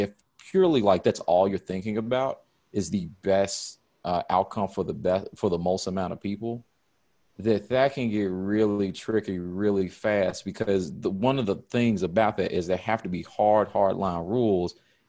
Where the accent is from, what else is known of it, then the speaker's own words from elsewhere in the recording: United States; as an American, that's how I've grown up